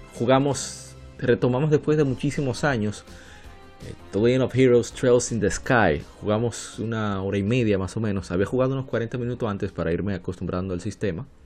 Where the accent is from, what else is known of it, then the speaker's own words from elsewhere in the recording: Dominican Republic; en mi país, República Dominicana